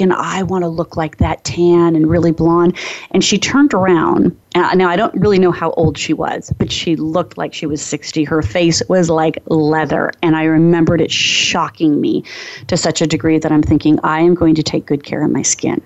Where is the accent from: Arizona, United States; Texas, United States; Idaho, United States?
Arizona, United States; Phoenix; I grew up in Phoenix, Arizona, so it's hot, it's dry